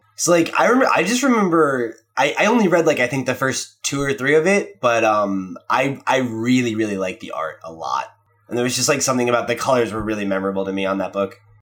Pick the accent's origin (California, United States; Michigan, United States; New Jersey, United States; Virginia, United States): New Jersey, United States; I grew up in New Jersey